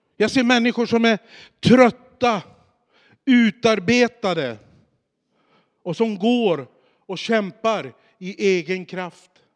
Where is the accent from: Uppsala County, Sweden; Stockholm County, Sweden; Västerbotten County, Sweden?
Västerbotten County, Sweden; Boliden; jag är ju uppvuxen i Skellefteå i ett samhälle som heter Boliden som ligger utanför Skellefteå